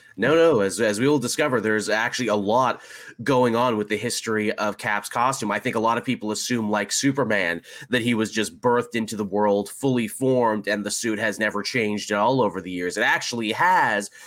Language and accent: English; Canada